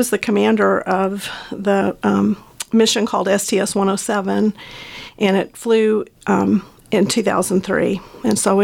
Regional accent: Amarillo, Texas, United States; moved away; also born or lived in Lubbock, Texas; But I was born in Lubbock, and my parents moved to Amarillo, and so I grew up there

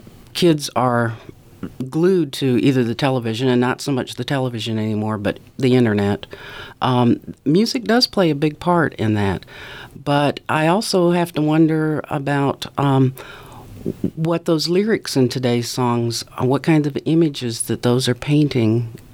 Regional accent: Ontario, Canada; now in Mississippi, United States; all the sights and sounds and smells of special summers that I appreciated when I was growing up in Ontario.

